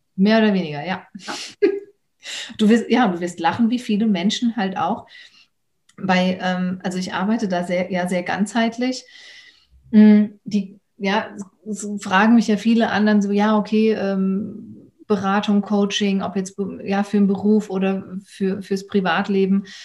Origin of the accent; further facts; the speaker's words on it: Germany; aus Deutschland.